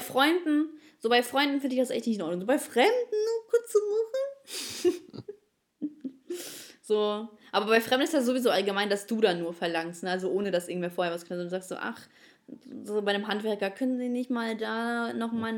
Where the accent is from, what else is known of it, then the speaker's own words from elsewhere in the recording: Ukraine; moved away; ich bin Ukrainerin